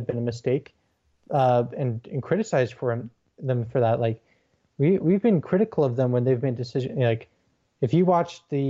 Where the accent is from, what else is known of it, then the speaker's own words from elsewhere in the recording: Denver, Colorado, United States; I'm from Denver